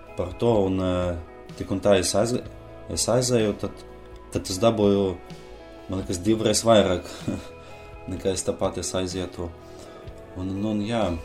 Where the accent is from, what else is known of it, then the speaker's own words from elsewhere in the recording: Aglona, Latvia; Es esmu no Aglonas